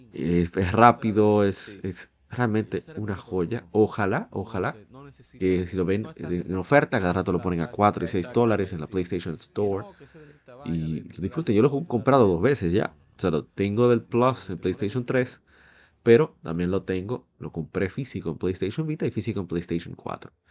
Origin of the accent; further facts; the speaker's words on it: Dominican Republic; como decimos aquí en mi país, en República Dominicana